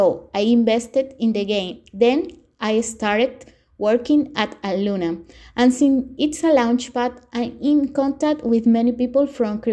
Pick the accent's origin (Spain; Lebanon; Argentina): Argentina; I'm from Argentina